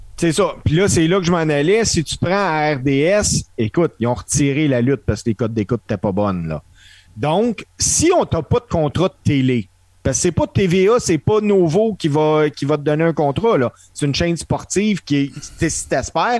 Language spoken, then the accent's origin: French; Canada; en tant que Canadien